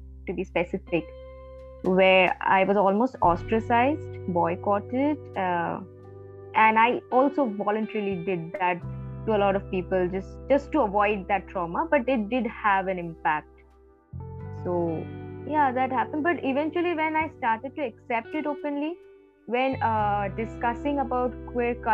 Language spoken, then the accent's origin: English; Siliguri, West Bengal, India; moved away as an adult; also born or lived in Kolkata; So I belong from a very small town, Siliguri, in North Bengal